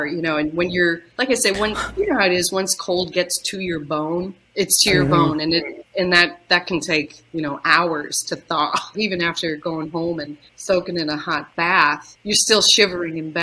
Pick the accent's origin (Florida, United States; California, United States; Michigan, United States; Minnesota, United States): Minnesota, United States; I am from Minnesota